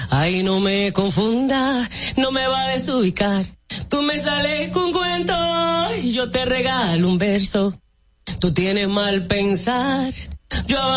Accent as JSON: {"language": "Spanish", "country": "Dominican Republic", "tie": "born or raised there", "also_born_or_lived": "Santo Domingo / San Cristóbal / La Romana / Jarabacoa", "said": "Yo nací aquí en Santo Domingo, me crié entre San Cristóbal, luego la Romana, viví en Jarabacoa."}